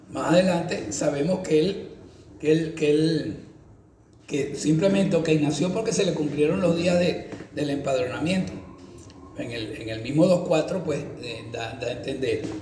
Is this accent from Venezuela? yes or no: yes; San Fernando de Apure, Apure, Venezuela; also born or lived in Valencia; soy de San Fernando de Apure, yo soy llanero, sí.